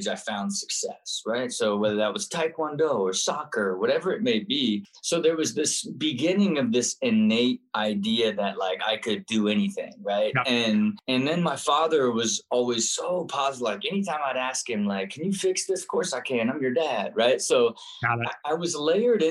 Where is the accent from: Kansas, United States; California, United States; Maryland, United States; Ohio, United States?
Ohio, United States; Kettering; I grew up and was born in Kettering, Ohio.